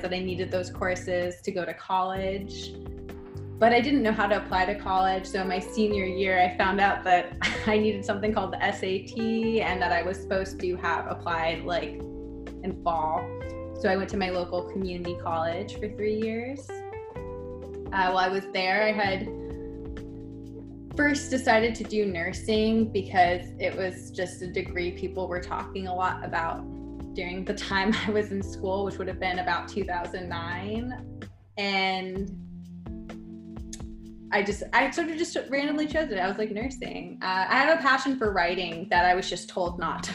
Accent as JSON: {"language": "English", "town": "Burbank", "region": "California", "country": "United States", "tie": "born or raised there", "also_born_or_lived": "Pasadena", "first_language": "English", "said": "I was born in Pasadena, grew up in Burbank."}